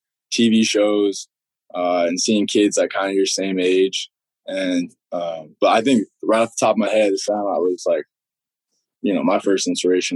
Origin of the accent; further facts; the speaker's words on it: Utah, United States; growing up in Utah